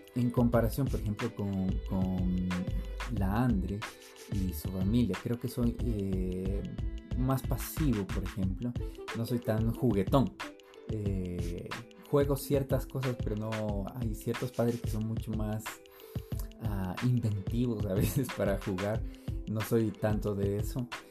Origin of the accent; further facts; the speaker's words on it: Quito, Pichincha, Ecuador; also born or lived in Colombia; yo vine de meses de nacido al Ecuador. Entonces, bueno, eh, hoy escuché una palabra que dice que somos la tercera cultura y creo que es verdad. Eh, mis papás son colombianos, son caleños. Me crié en el Ecuador